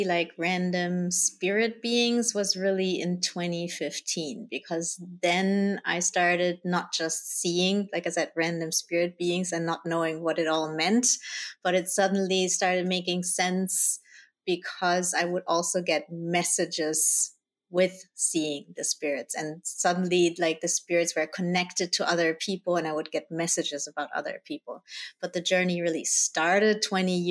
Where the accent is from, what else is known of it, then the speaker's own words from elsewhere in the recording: Germany; also born or lived in Colombia; I was born in Colombia. I was adopted by my parents, who are Dutch, and then I grew up in Germany